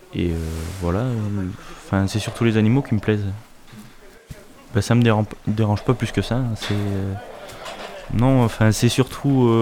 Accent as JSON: {"language": "French", "town": "Clermont-Ferrand", "region": "Auvergne-Rhône-Alpes", "country": "France", "tie": "born or raised there", "lives_now": "Brion, France", "said": "Je suis né à Clermont-Ferrand et j'habite à Brion, commune de campagne."}